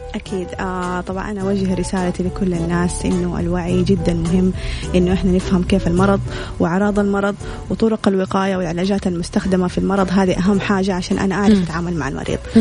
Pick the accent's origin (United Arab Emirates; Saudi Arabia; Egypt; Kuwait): Saudi Arabia; عندنا في السعودية